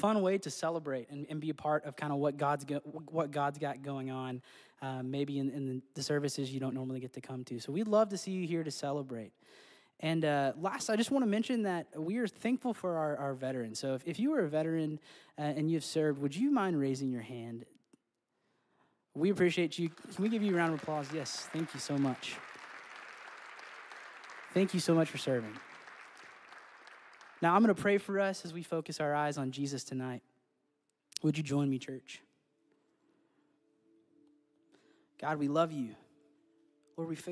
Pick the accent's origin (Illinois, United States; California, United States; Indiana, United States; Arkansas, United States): Arkansas, United States; Central; I grew up in Central Arkansas